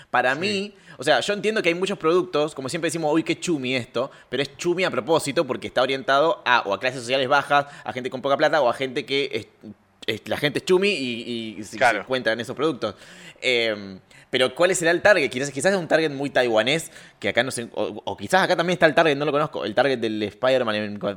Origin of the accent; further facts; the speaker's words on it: Rafaela, Santa Fe, Argentina; Y eso que yo vengo de Rafaela.